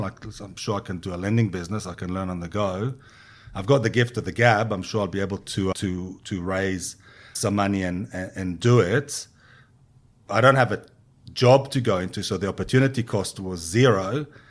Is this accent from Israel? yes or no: yes; Israel; moved away as an adult; also born or lived in London; now in Australia; I was born and raised in Israel